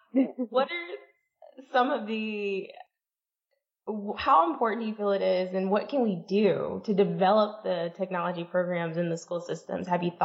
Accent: Vicksburg, Mississippi, United States; I'm from Vicksburg.

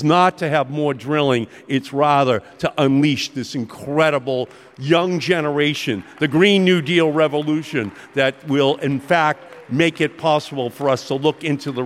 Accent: Boston, Massachusetts, United States; accent: Boston

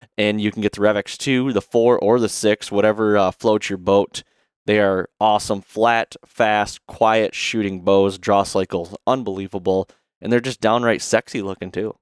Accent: Michigan, United States; we come from Michigan. There's a lot, I have a lot of deer around me.

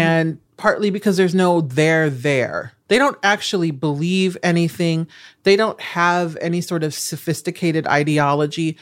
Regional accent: Nebraska, United States; moved away; I'm from Nebraska

